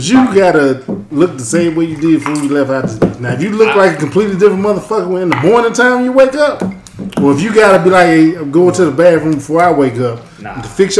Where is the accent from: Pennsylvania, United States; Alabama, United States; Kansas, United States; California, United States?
Alabama, United States; I'm from Alabama